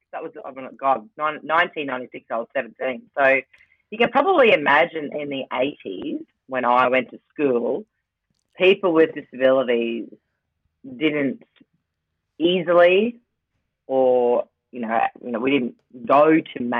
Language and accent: English; Rockhampton, Queensland, Australia; now in Brisbane, Australia; I'm from Rockhampton, so the beef capital of Australia